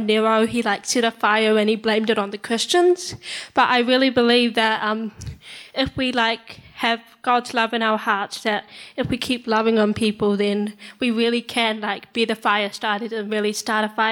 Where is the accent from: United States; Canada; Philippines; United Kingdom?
Philippines; now in New Zealand; I was born in the Philippines. Now I'm here.